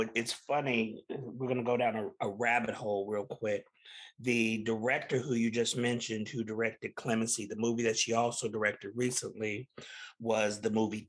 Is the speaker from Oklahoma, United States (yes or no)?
yes; Tulsa, Oklahoma, United States; she's from my hometown of Tulsa, Oklahoma.